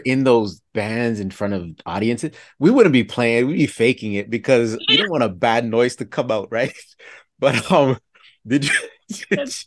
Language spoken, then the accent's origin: English; Toronto, Ontario, Canada; we grew up in Toronto